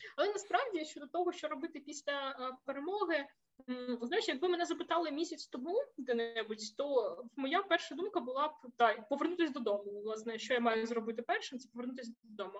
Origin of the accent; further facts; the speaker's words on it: Zaporizhzhia, Zaporizhzhia Oblast, Ukraine; moved away as an adult; also born or lived in Kharkiv, Ukraine; now in Horní Bludovice, Czech Republic; Я принципі ж родом із Запоріжжя